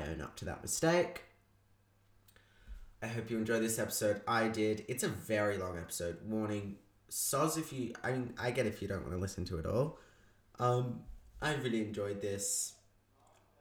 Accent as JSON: {"language": "English", "town": "Melbourne", "region": "Victoria", "country": "Australia", "tie": "born or raised there", "said": "McNamara, my hometown, in Melbourne, Australia."}